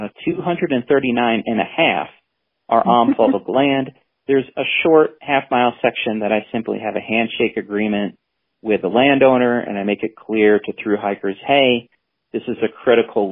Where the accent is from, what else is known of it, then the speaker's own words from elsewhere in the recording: Adirondacks, New York, United States; I grew up in the Adirondacks